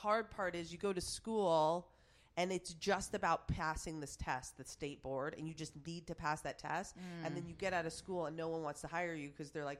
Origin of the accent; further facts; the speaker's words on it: Plattsburgh, New York, United States; Plattsburgh, New York. You've never. Wow. You have no idea. But it's like 30 minutes away from Montreal, Canada.